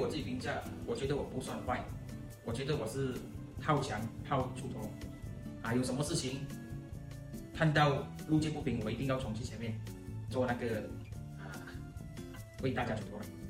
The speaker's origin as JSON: {"language": "Chinese", "country": "Malaysia", "tie": "born or raised there", "said": "我出生在一个马祖县。马来亚尼是非常小的马来港口。其实我从小，呃，我的马来话就说得很好，甚至我的马来文不需要去花很大力气"}